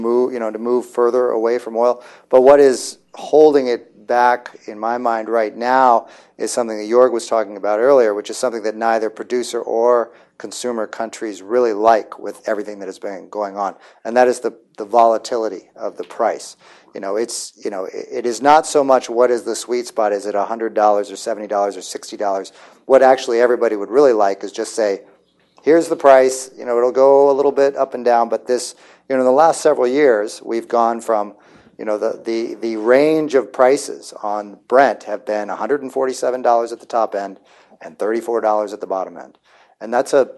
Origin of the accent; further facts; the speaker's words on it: United States